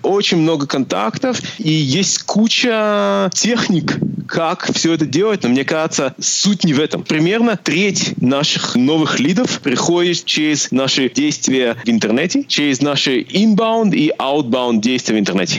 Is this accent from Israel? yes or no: yes; Israel; also born or lived in Moldova; я родился в Молдавии, поэтому я владею русским языком. Э, моя семья эмигрировала в Израиль в 91 году